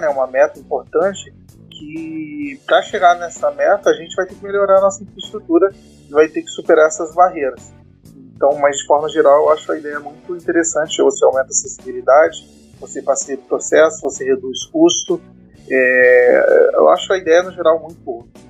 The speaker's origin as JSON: {"language": "Portuguese", "region": "Espírito Santo", "country": "Brazil", "moved": "yes", "lives_now": "Rio de Janeiro, Brazil", "said": "eu sou capixaba"}